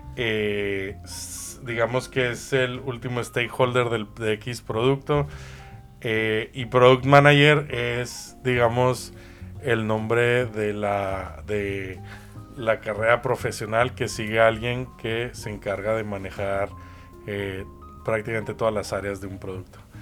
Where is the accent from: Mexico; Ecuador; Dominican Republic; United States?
Mexico; desde México, mi tierra natal.